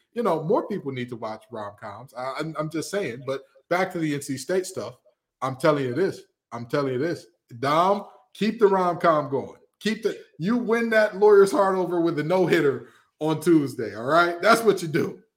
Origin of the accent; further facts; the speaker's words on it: Detroit, Michigan, United States; I'm from the west side of Detroit, Michigan